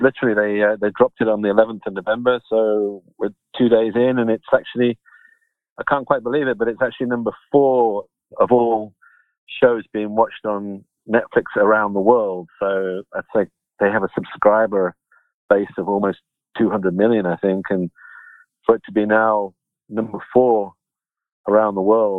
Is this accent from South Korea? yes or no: no; United Kingdom; accent: British; moved away as an adult; now in United States; I'm a Limey. I've been married to, I stole one of your finest, one of your most beautiful American ladies, and I met her in London long time ago, and I've been in the US 26 years now, I think. So my accent's still pretty British